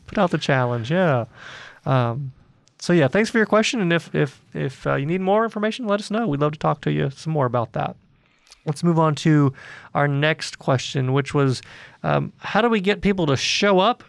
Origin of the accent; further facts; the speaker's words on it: Atlanta, Georgia, United States; in Atlanta, uh, my hometown